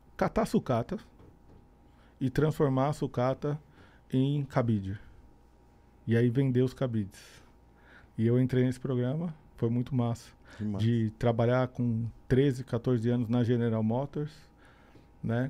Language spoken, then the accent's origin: Portuguese; São Bernardo do Campo, São Paulo, Brazil; moved away as an adult; also born or lived in Santo André / São Caetano do Sul; Eu sou do ABC Paulista, na, nasci na cidade chamada São Bernardo